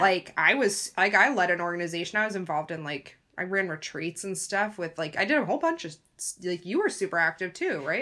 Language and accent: English; United States; we're American, we went through the American system